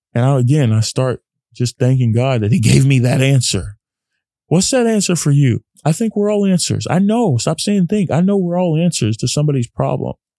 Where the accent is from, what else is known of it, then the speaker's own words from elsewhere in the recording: Dallas, Texas, United States; growing up in Texas, a Texas boy